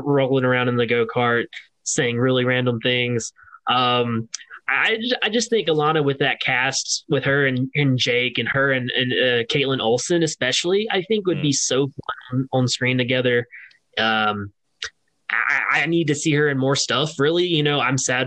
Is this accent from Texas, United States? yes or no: no; Louisiana, United States; I grew up in Louisiana